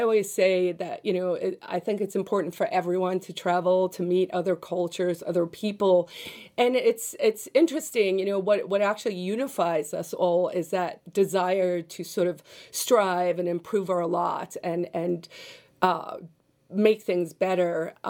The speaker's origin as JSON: {"language": "English", "country": "South Africa", "lives_now": "United States", "said": "So I'm originally from South Africa, but I'm now a U.S. citizen. I became a citizen in 2000."}